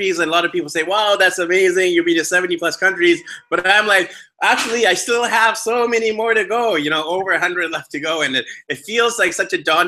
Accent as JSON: {"language": "English", "town": "Vancouver", "region": "British Columbia", "country": "Canada", "said": "I'm actually from Vancouver, BC, Canada"}